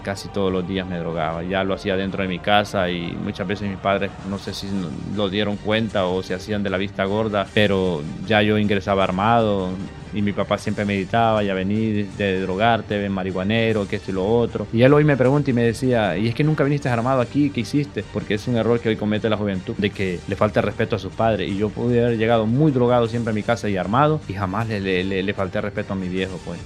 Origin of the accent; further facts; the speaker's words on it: San Pedro Sula, Cortés, Honduras; yo soy de San Antonio